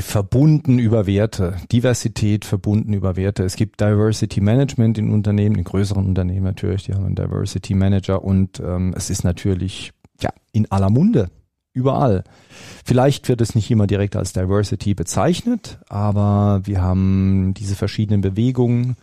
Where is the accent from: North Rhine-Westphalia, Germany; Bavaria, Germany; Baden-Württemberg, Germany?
Baden-Württemberg, Germany; als Badner und als Schwabe